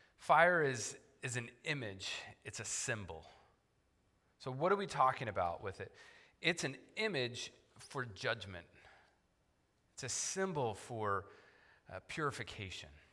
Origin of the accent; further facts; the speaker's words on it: Oklahoma, United States; I grew up in Oklahoma